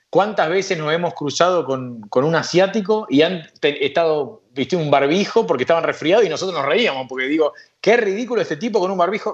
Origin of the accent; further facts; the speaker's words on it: Argentina; moved away as an adult; yo soy argentino, amo mi país